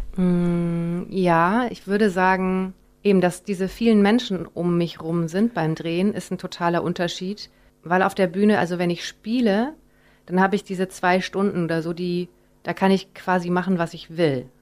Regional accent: Rhineland, Germany; als Rheinländerin

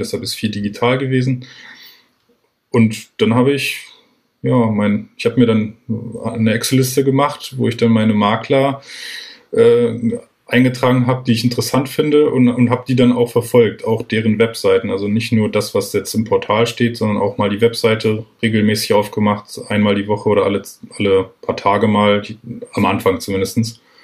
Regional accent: near Peine, Lower Saxony, Germany; ich bin groß geworden genau an der Grenze zu Peine, also ich bin auch in der Schule in die Schule gegangen im Landkreis.

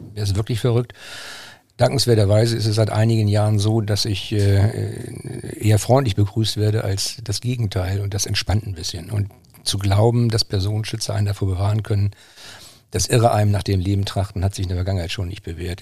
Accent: Braunschweig, Lower Saxony, Germany; moved away; also born or lived in Schleswig-Holstein; Ich bin ja gebürtiger Braunschweiger.

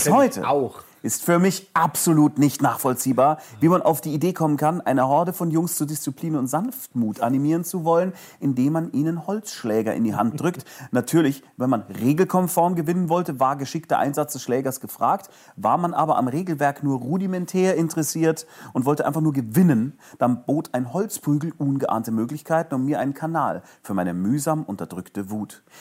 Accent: Munich, Bavaria, Germany; Jetzt ist München ja sowas wie Fußballhauptstadt und egal wohin ich komme auf dem Erdenrund, sobald ich meine Heimatstadt erwähne, werde ich gelöchert mit Fragen über Fußball

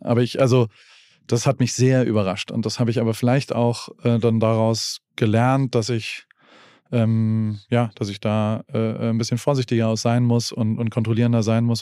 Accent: Heidelberg, Baden-Württemberg, Germany; ich komme aus Heidelberg und da gab es den Zuckerladen

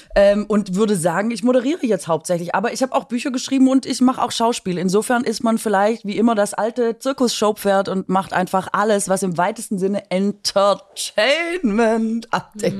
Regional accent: Swabia, Baden-Württemberg, Germany; mich als Schwäbin

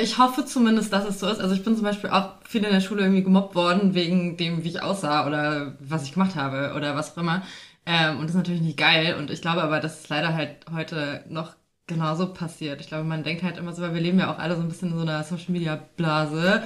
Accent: Fulda, Hesse, Germany; now in Berlin, Germany; ich komme ursprünglich nicht aus Berlin, haha, ich bin auch zugezogen, sondern komme aus Fulda beziehungsweise so einem kleinen Kaff dort äh, in Hessen

